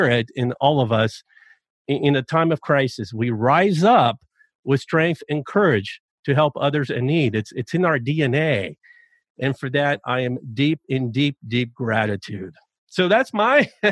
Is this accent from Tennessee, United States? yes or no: yes; Chattanooga, Tennessee, United States; my hometown of Chattanooga, Tennessee